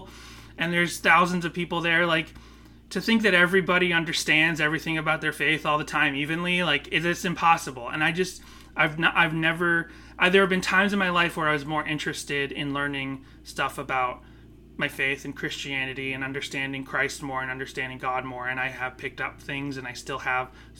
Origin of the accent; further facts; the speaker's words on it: Northeast, United States; growing up in the Northeast, where it's like less Bible Belt stuff